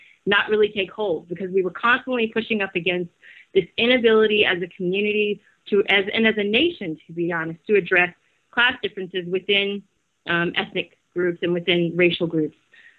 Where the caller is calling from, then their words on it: Brazil; In Brazil.